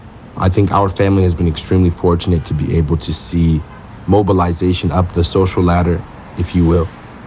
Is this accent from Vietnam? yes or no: no; United States; Growing up in the States has its ups and downs, and I think the ups come from there being a lot of opportunity here.